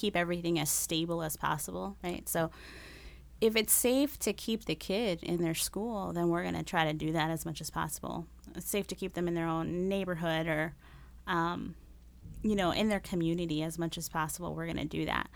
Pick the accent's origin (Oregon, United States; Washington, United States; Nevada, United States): Nevada, United States; Las Vegas; first language Spanish; English is a second language; moved away as an adult; now in Rochester, United States; I was born and raised in Las Vegas